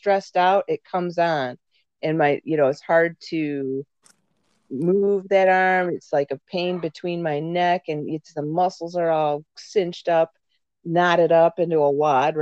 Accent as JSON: {"language": "English", "town": "San Bernardino", "region": "California", "country": "United States", "tie": "born or raised there", "said": "I was born out in San Bernardino, California"}